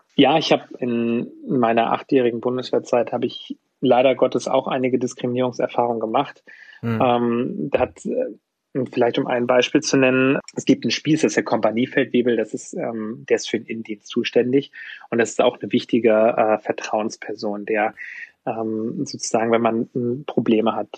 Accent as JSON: {"language": "German", "area": "Usedom", "region": "Mecklenburg-Vorpommern", "country": "Germany", "tie": "born or raised there", "moved": "yes", "lives_now": "Munich, Germany", "said": "ich komme eigentlich aus Mecklenburg-Vorpommern, bin auf der Insel Usedom aufgewachsen"}